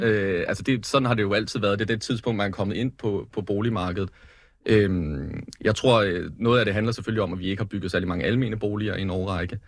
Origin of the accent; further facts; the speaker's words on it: Lyngby, Capital Region of Denmark, Denmark; hvor jeg kommer fra øh, Lyngby